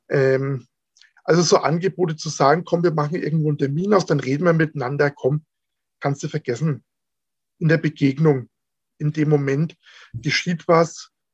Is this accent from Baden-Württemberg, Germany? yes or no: no; Franconia, Bavaria, Germany; Bei uns in Franken